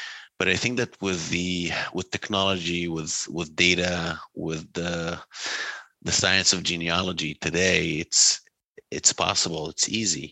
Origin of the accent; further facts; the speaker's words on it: Israel; now in United States; growing up in Israel.